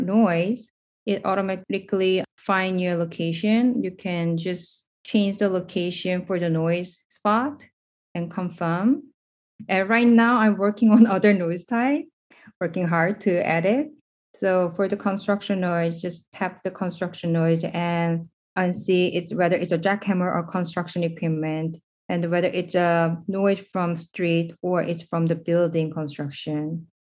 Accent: South Korea; moved away as an adult; now in New York City, United States; I'm basically from South Korea

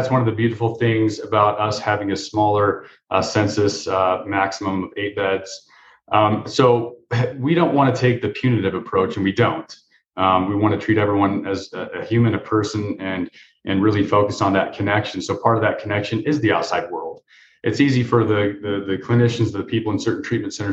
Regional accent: Denver, Colorado, United States; I grew up in Denver

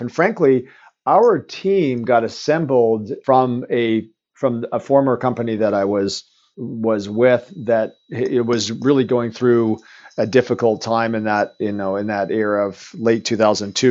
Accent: Eastern Canada, Canada; moved away as an adult; also born or lived in Vancouver, Canada; now in Woodinville, United States; I'm Canadian, and so I was born and raised back east

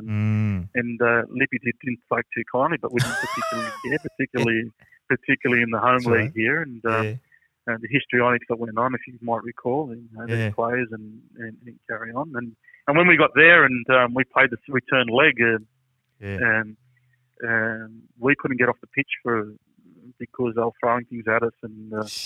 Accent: Greystanes, New South Wales, Australia; I'm from Greystones

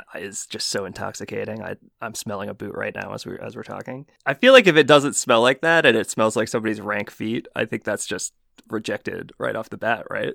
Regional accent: New Jersey, United States; I'm from New Jersey

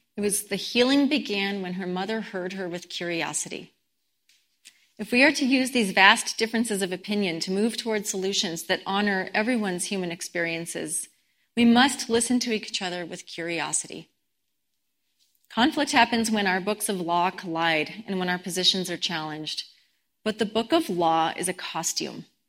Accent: Boulder, Colorado, United States; I grew up in Boulder

